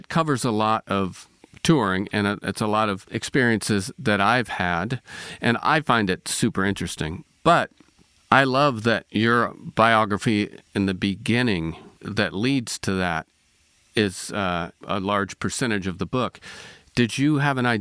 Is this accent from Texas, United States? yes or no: no; East Bay, California, United States; also born or lived in Kansas City, Missouri; now in Seattle, United States; I grew up in the East Bay